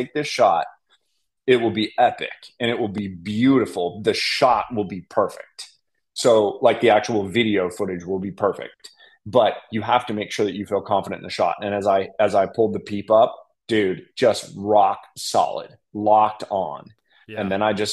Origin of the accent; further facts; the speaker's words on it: Colorado, United States; now in Nashville, United States; I'm from Colorado